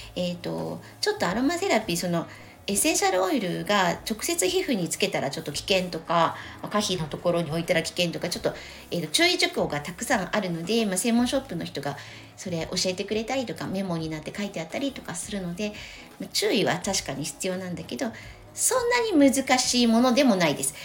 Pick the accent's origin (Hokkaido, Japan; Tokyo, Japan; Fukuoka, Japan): Tokyo, Japan; 東京生まれ東京育ちなので